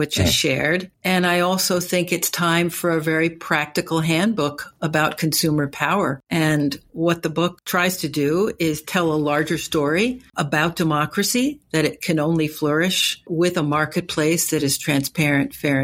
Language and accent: English; Newark, New Jersey, United States; growing up in Newark, New Jersey in the 60s